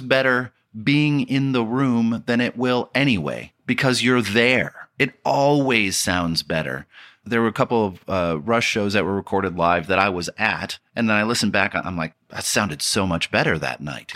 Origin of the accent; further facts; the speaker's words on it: Detroit, Michigan, United States; growing up in Detroit